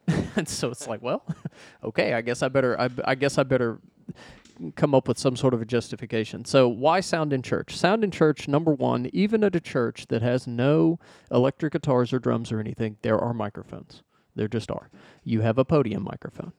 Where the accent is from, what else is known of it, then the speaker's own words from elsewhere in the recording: Arkansas, United States; moved away as an adult; I'm from Arkansas originally. Uh, I lived there for thirty-something years.